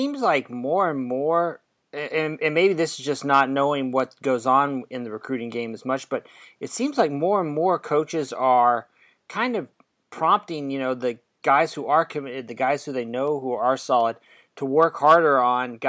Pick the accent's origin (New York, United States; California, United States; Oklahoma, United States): Oklahoma, United States; Tulsa; moved away; I'm from Tulsa originally